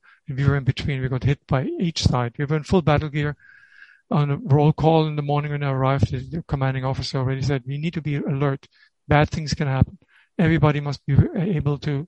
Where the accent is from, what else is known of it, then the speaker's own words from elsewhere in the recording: Germany; moved away as an adult; also born or lived in Israel; I'm from Germany.